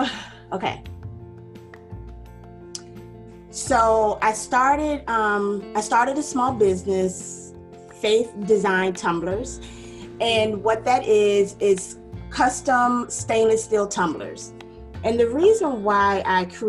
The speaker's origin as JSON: {"language": "English", "town": "Ruther Glen", "region": "Virginia", "country": "United States", "said": "I'm originally from Ruther Glen, Virginia"}